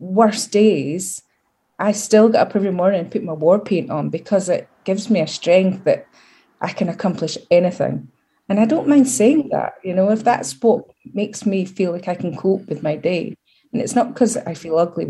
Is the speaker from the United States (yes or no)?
no; Scotland, United Kingdom; accent: Scottish; my Scottish accent gets way stronger. So I'm like, everybody, I'm Scottish